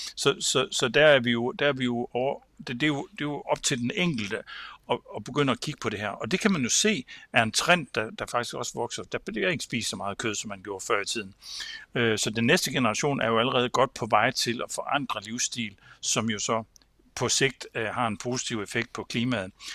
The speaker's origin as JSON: {"language": "Danish", "area": "Samsø", "region": "Central Denmark Region", "country": "Denmark", "said": "Samsø, hvor jeg kommer fra"}